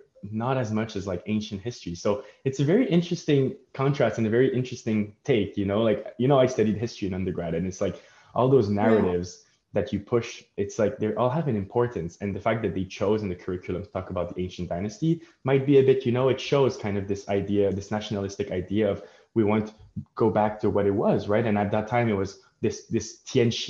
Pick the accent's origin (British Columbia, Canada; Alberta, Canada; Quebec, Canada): Quebec, Canada; Montreal; we grew up in Montreal, right, where the history is not that old